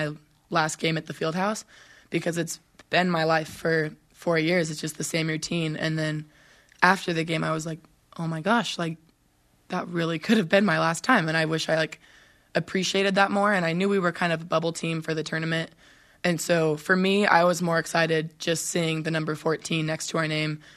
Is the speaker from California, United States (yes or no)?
yes; Southern California, United States; moved away; we are both from Southern California, so we played club volleyball tournaments together